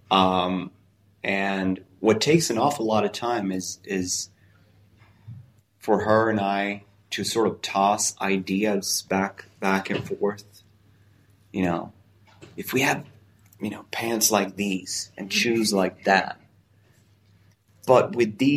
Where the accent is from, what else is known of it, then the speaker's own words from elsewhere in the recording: Italy; also born or lived in Japan; I spent a few years in Japan making sushi, so I want to start a sushi restaurant. But I'm also I grew up in Italy, so I want to have this Italian restaurant.